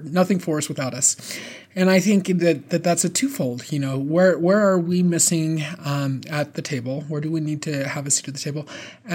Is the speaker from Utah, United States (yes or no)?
yes; Beaver, Utah, United States; growing up as a closeted trans girl in rural southern Utah in a LDS family on a cattle ranch